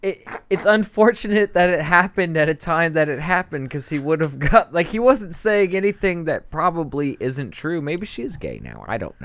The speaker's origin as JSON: {"language": "English", "region": "West Coast", "country": "United States", "tie": "born or raised there", "also_born_or_lived": "Indiana", "said": "I grew up on the West Coast."}